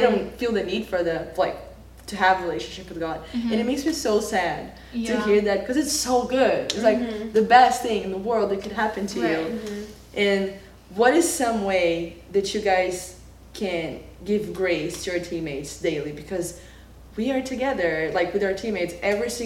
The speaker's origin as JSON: {"language": "English", "country": "Brazil", "tie": "born or raised there", "moved": "yes", "said": "growing up in Brazil is a Catholic country"}